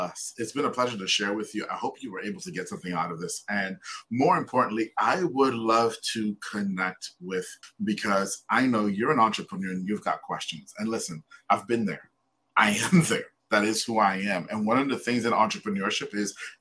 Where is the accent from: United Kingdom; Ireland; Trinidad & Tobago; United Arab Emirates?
Trinidad & Tobago; now in United States; I'm originally from Trinidad.